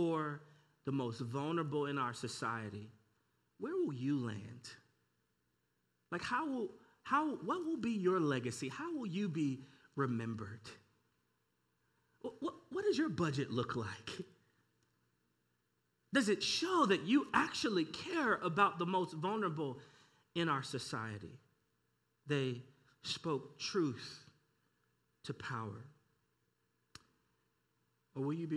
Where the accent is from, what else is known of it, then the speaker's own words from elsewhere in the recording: St. Louis, Missouri, United States; I'm born and raised in St. Louis.